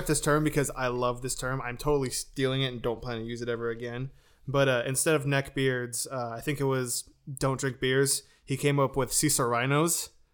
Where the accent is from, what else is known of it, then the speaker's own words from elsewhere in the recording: Lemoore, California, United States; moved away; back home in Lemoore